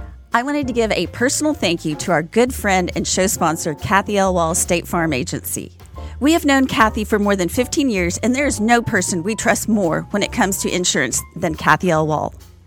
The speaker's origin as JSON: {"language": "English", "town": "Fort Worth", "region": "Texas", "country": "United States", "said": "I was from Fort Worth, and I used to have shows at the Fort Worth Stock Show and the Houston Stock Show."}